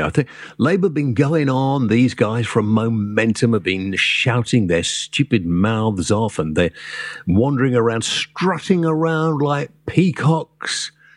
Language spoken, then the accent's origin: English; Wales, United Kingdom; moved away; I'm a Welshman